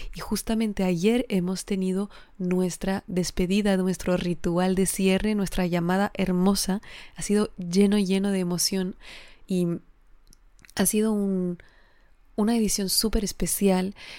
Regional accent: Alsace, Grand Est, France; Spanish is a second language; moved away as an adult; also born or lived in Geneva, Switzerland / Spain; yo vengo del norte de Francia, ¿no? de Alsacia, que está muy cerca de Alemania

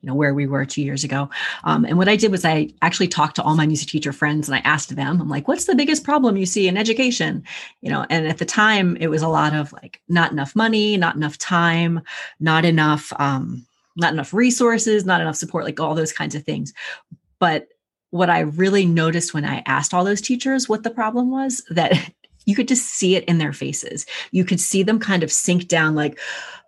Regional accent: Pennsylvania, United States; moved away as an adult; now in Northern Virginia, United States; I'm from Pennsylvania originally

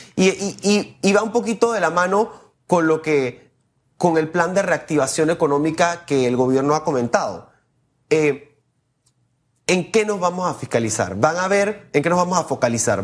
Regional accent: Panama; nosotros como panameños

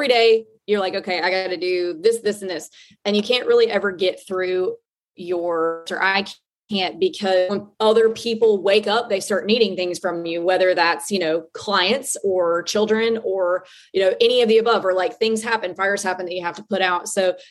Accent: Southeastern US, United States; I grew up in the Southeast. So there's a lot of like medium-sized cities that I'll probably pivot to that I'm familiar

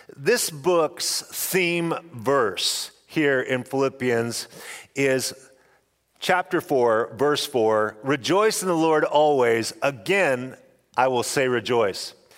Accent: Snake River Valley, Idaho, United States; I come from the Snake River, River Valley in Idaho

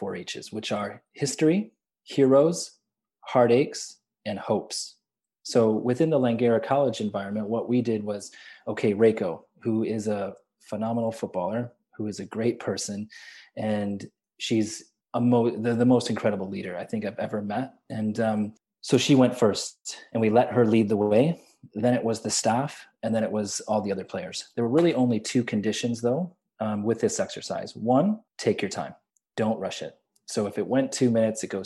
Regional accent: Chicago, Illinois, United States; moved away as an adult; now in Vancouver, Canada; so I grew up in Chicago. So my first citizenship was obviously American.

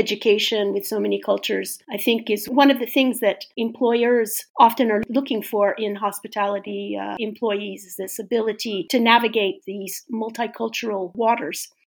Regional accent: Orange County, California, United States; also born or lived in Los Angeles / San Francisco Bay Area; And then my parents moved a little bit south to Orange County. So I grew up in the OC, as they say. And then when I was 13, they had the wonderful idea of moving up to the San Francisco Bay Area, which I really, really much prefer.

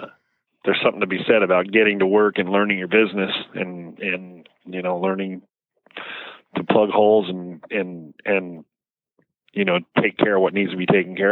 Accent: Cypress, California, United States; Cypress, California. People ask, where's Cypress? It's close to Anaheim and right next to the Los Alamitos racetrack.

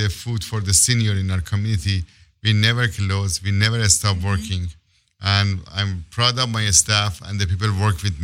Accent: Iran; moved away as an adult; now in Los Angeles, United States; I came here late 2000 from Iran as a political asylum.

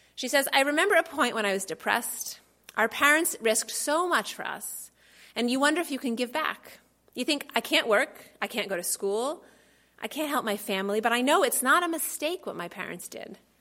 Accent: Boston, Massachusetts, United States; I was born in Boston

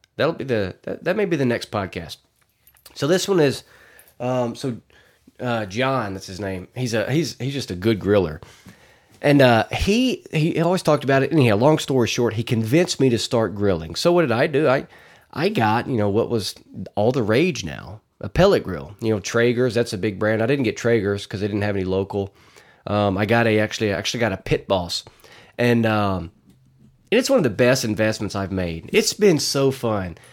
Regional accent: Arkansas, United States; I'm from Arkansas

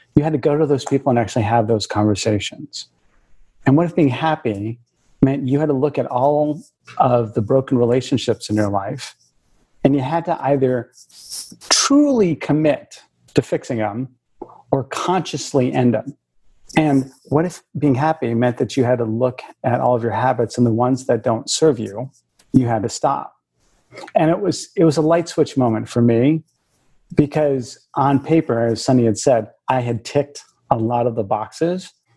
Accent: Bay Area of California, United States; I grew up in the in the Bay Area of California. I'm first generation.

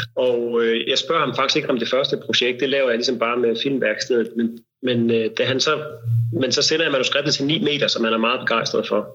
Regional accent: Denmark; vi andre kan få som danskere

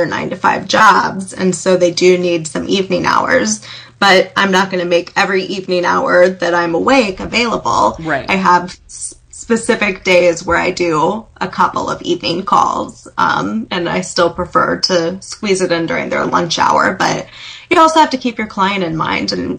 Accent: United States; I'm an American

